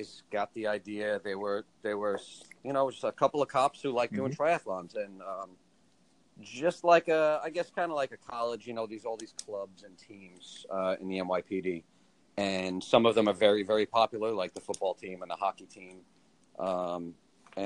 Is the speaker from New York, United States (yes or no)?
yes; Long Island, New York, United States; we're all from Long Island, between Nassau and Suffolk County